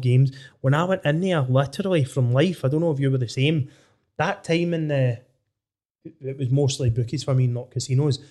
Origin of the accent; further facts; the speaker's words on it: Dunedin, Scotland, United Kingdom; I'm from Dunedin, just across from you